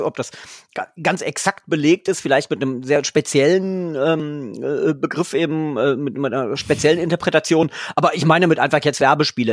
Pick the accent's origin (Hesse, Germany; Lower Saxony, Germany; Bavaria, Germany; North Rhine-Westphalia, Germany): Lower Saxony, Germany; ich bin ja Niedersachse